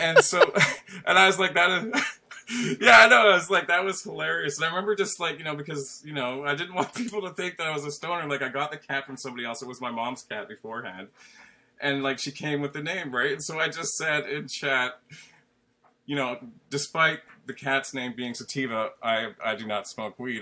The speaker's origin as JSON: {"language": "English", "country": "Canada", "said": "I'm Canadian too"}